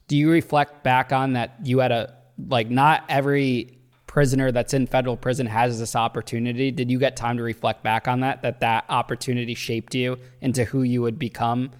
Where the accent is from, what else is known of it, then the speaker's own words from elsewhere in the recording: Danbury, Connecticut, United States; I'm from Danbury